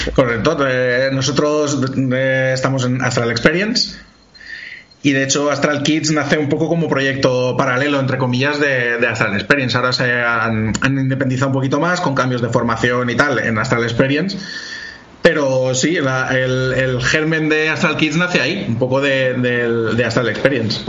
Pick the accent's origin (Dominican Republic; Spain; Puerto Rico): Spain; Alaquàs, Valencian Community; yo toda mi vida la he hecho aquí en, en Alacuas y nada, carrera, el colegio, instituto